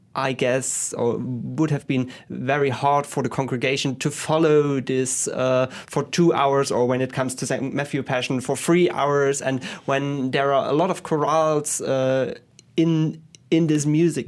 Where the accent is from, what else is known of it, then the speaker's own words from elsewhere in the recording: Leipzig, Saxony, Germany; I was born in Leipzig and, uh, grew up there.